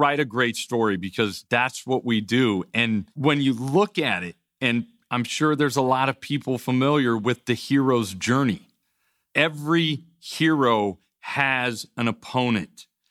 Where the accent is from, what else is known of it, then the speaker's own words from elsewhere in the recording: United States; as an American society